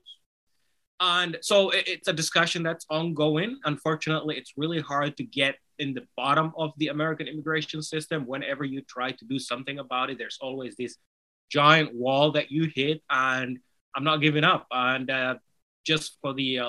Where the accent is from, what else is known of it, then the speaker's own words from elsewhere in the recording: Somalia; first language Somali; English is a second language; now in United States; Somali, which is my native language